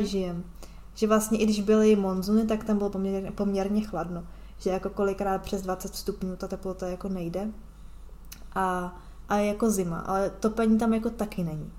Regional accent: Czechia; moved away as an adult; já se ráda vracím do Česka

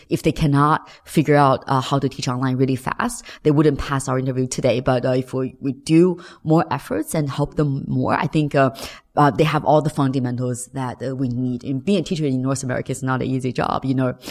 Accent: China

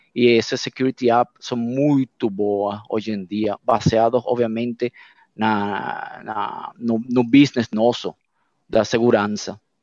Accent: Venezuela; Portuguese is a second language; moved away as an adult; now in Brazil; eu sou venezuelano, meus pais são portugueses e minha família é brasileira

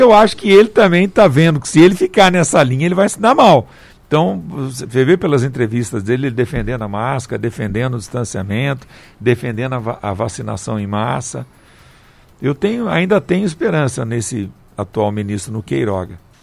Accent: Paraibuna, São Paulo, Brazil; moved away; eu atendo toda sexta em Paraibuna. Manhã é dia de eu ir lá para minha terrinha.

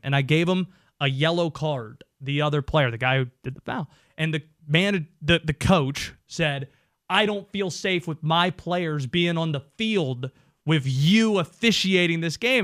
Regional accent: Youngsville, North Carolina, United States; I grew up in Youngsville, North Carolina

